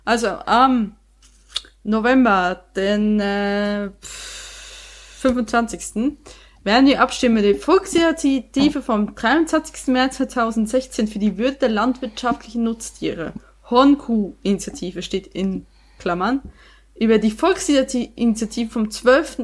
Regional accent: Switzerland; now in Germany; Ich bin weiterhin mhm. Schweizerin

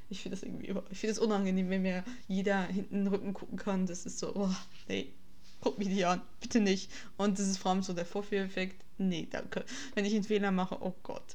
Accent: Switzerland; now in Germany; als Schweizerin Deutschland zur Schule zu gehen

